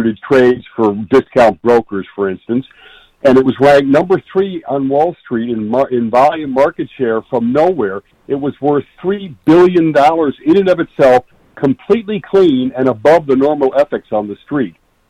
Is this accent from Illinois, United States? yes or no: yes; Chicago, Illinois, United States; now in Old Greenwich, United States; I grew up in the Midwest in Chicago area